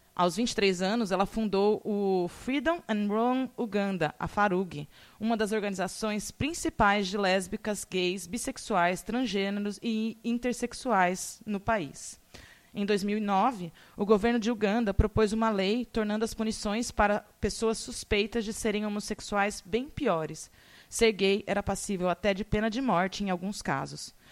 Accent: São Carlos, São Paulo, Brazil; now in Baixada Santista, Brazil; lá em São Carlos, minha terrinha natal

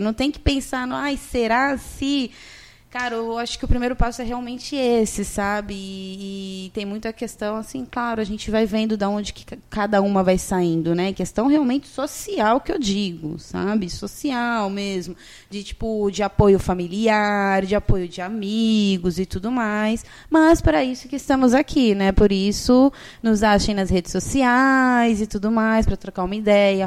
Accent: São Vicente, São Paulo, Brazil; Eu sou de São Vicente, gente, né? Não sou de Santos, eu sou de São Vicente, moro em São Vicente

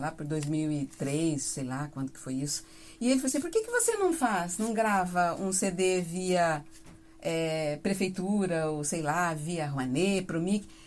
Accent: Mamborê, Paraná, Brazil; now in Londrina, Brazil; Mamborê, próximo a Campo Mourão. Sim. Nascida e criada por lá.

